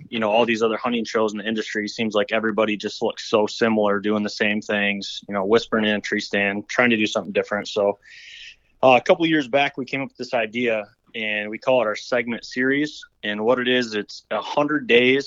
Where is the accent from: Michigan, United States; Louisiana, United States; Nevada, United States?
Michigan, United States; I was born and raised in Michigan, Michigan whitetail hunter